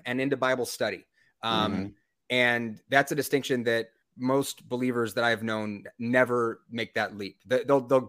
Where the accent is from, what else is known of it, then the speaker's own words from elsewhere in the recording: just outside of San Diego, California, United States; I grew up just outside of San Diego